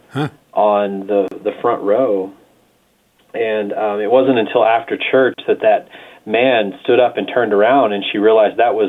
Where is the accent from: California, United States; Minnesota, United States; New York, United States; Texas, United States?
Texas, United States; Amarillo; moved away as an adult; also born or lived in Dallas / San Francisco; now in Santa Fe, United States; I was born in Dallas, lived in Amarillo most of my growing up days